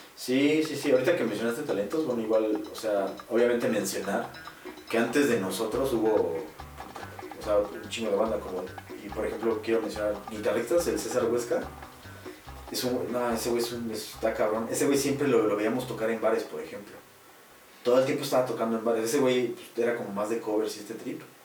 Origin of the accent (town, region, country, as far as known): Pachuca, Hidalgo, Mexico